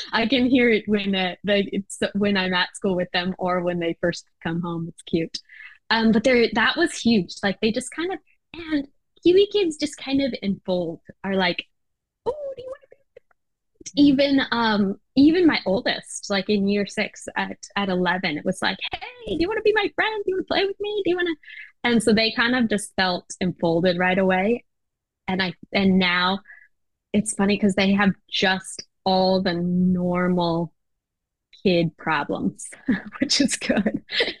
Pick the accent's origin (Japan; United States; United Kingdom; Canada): Japan; You know, it wasn't for me. I grew up in Japan. And we would ride trains by ourselves. We'd go everywhere, you know, as a kid.